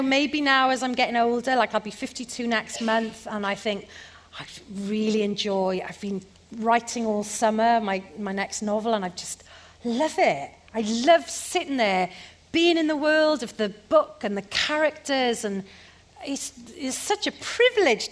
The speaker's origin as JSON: {"language": "English", "town": "Porthcawl", "region": "Wales", "country": "United Kingdom", "tie": "born or raised there", "moved": "yes", "said": "I got offered a job in a pantomime in Porthcawl, my hometown, on the stage where I used to do school shows"}